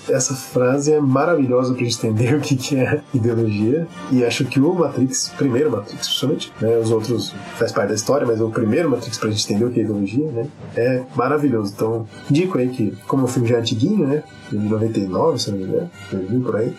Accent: Sorocaba, São Paulo, Brazil; eu sou de Sorocaba

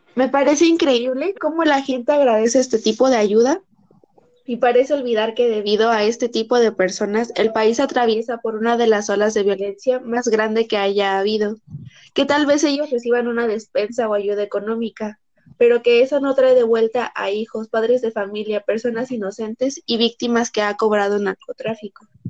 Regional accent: Mexico; las características que nos definen como mexicanos

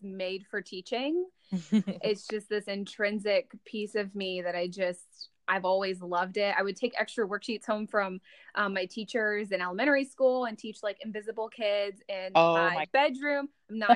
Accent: Pennsylvania, United States; moved away as an adult; I'm from Pennsylvania

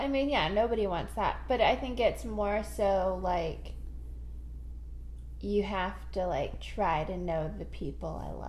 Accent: Virginia Beach, Virginia, United States; growing up in Virginia Beach.

